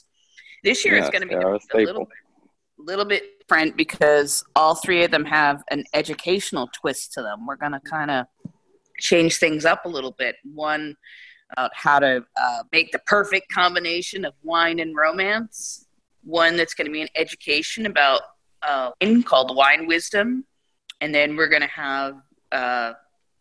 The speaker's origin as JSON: {"language": "English", "area": "Bay Area", "region": "California", "country": "United States", "said": "I'm from the Bay Area"}